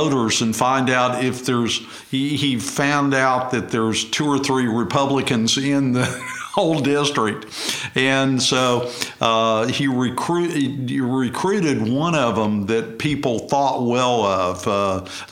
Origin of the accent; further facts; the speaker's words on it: Oklahoma City, Oklahoma, United States; I was raised in Crown Heights and went to Edgemere grade school and then Cassidy High School